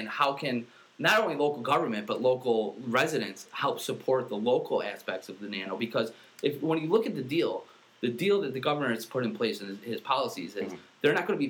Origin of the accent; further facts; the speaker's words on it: Central New York, United States; born and raised in Central New York. I got my family. I got a huge family with deep local roots.